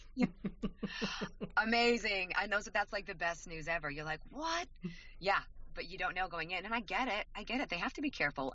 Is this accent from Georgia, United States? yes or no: no; Idaho, United States; We, we're both from Idaho